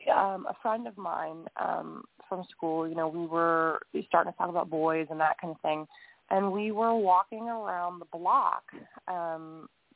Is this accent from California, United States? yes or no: no; Huntsville, Alabama, United States; my hometown in Huntsville, Alabama